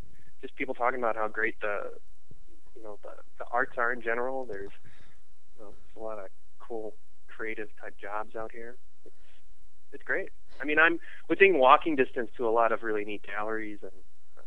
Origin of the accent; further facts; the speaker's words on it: Illinois, United States; also born or lived in suburban Chicago; I'm originally from Illinois, so I kind of grew up, moved around a lot, so I was in the suburban Chicago for like grade school and junior high